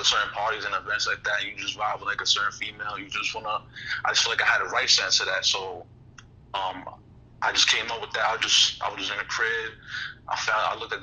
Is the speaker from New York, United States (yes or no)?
yes; New York City, New York, United States; I'm from the Bronx, Castle Hill Projects